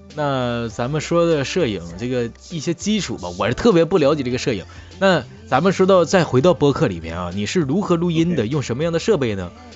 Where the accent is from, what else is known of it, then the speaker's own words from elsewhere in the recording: Northeast China, China; 我们东北人呐，我们东北做的节目呢